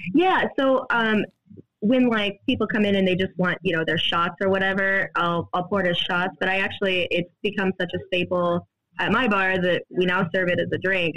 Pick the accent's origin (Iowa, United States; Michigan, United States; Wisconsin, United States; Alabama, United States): Iowa, United States; Des Moines; now in Cedar Falls, United States; originally from Des Moines. Uh, I I, I, grew up in Des Moines and moved to Cedar Falls, Iowa for college